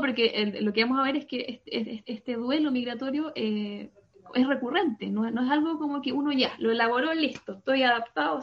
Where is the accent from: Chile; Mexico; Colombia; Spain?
Chile; Santiago, Santiago Metropolitan Region; first language Spanish; moved away as an adult; now in Paris, France; vengo de Chile, eh, de Santiago de Chile, yo soy de, allá, por allá nací, me crié, estudié